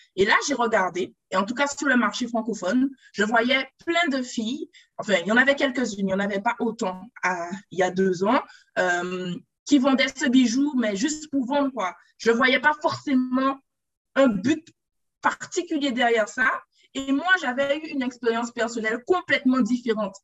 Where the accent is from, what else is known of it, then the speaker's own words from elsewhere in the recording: Guadeloupe; de base, je suis Guadeloupéenne.